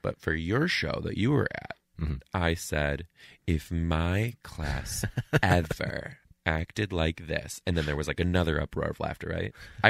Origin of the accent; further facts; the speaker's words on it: Canada; I'm a Canadian. I would love a Netflix special.